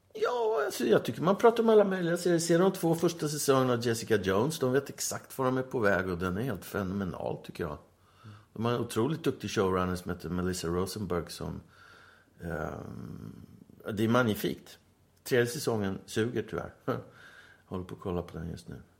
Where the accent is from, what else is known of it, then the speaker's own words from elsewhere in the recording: Stockholm, Stockholm County, Sweden; moved away as an adult; now in Åland, Finland; Jag är uppvuxen på Söder, i Tanto